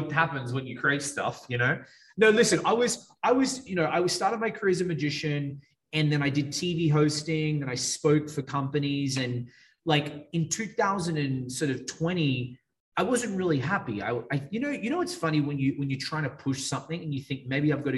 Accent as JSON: {"language": "English", "country": "Australia", "accent": "Australian", "moved": "as an adult", "lives_now": "Miami, United States", "said": "I'm from Australia. It's an Australian accent."}